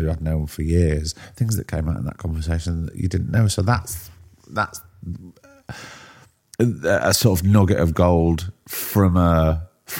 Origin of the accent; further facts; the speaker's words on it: Blackpool, North West England, United Kingdom; also born or lived in Warrington; we moved back to Blackpool